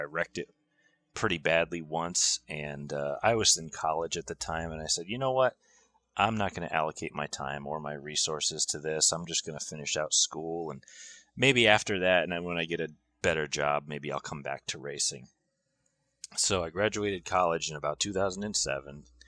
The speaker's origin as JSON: {"language": "English", "town": "Griswold", "region": "Connecticut", "country": "United States", "said": "I am from Griswold, Connecticut."}